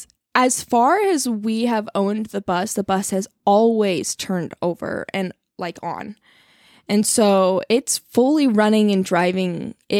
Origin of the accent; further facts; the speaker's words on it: Colorado, United States; I'm not really from here. I'm from Colorado originally, spent some time in Salt Lake City for college, and then was in Idaho for a little while.